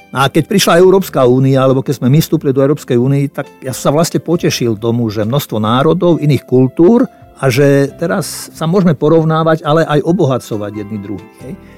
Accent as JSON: {"language": "Slovak", "country": "Slovakia", "also_born_or_lived": "Czechoslovakia", "said": "ja som narodil v Československu"}